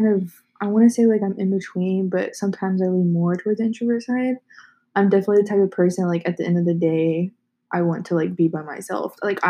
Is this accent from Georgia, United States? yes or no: no; Texas, United States; We're all from Texas.